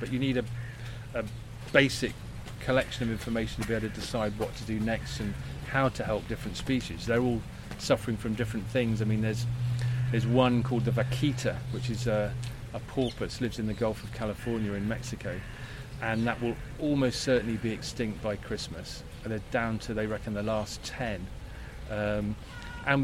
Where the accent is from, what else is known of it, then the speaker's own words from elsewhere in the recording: Bristol, South West England, United Kingdom; Even my hometown in Bristol, I keep forgetting the name of the road at the end of my road.